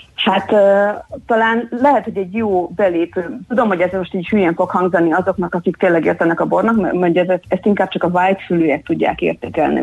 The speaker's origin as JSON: {"language": "Hungarian", "country": "Hungary", "also_born_or_lived": "England", "said": "amikor hazaköltöztem Angliából, akkor már az angol projektemet kvázi hazaköltöztettem Somlóra"}